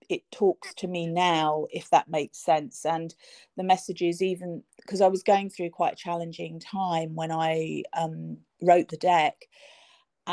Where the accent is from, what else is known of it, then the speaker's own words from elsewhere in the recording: London, United Kingdom; also born or lived in Cornwall; I'm from London, which is probably obvious from my accent, I lived in London all of my life